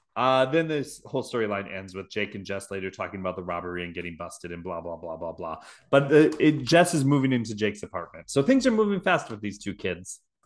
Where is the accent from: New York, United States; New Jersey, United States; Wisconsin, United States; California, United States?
Wisconsin, United States; Milwaukee; accent: Milwaukee; that's just my Milwaukee accent